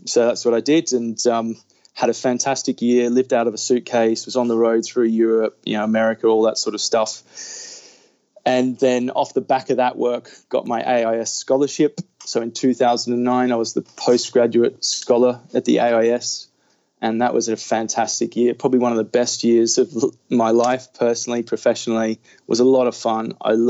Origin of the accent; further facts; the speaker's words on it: Australia; moved away as an adult; now in Loughborough, United Kingdom; but yes, I am an Aussie physio working in the UK. I've been here for 9 years now